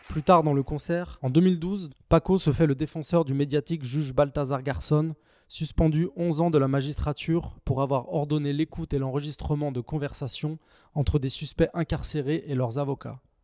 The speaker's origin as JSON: {"language": "French", "town": "Saint-Étienne", "region": "Auvergne-Rhône-Alpes", "country": "France", "tie": "born or raised there", "said": "Je suis né et je vis à Saint-Étienne"}